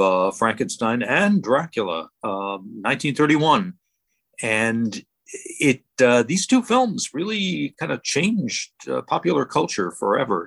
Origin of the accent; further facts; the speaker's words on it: Cleveland, Ohio, United States; I grew up in Cleveland, Ohio